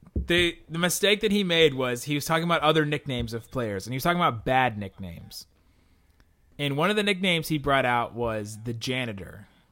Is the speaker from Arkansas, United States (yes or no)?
no; Cincinnati, Ohio, United States; moved away; we are from Cincinnati